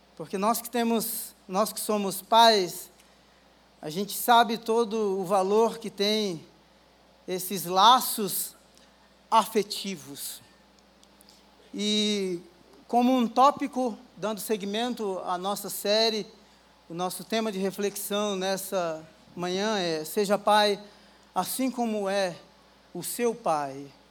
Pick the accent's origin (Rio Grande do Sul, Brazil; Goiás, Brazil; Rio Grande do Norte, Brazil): Rio Grande do Norte, Brazil; moved away; eu sou do Rio Grande do Norte